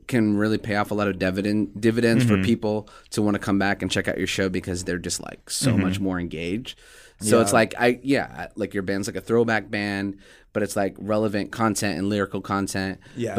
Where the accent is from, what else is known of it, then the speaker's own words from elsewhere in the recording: Omaha, Nebraska, United States; And then you're like saying, well, look, I'm from Omaha, Nebraska.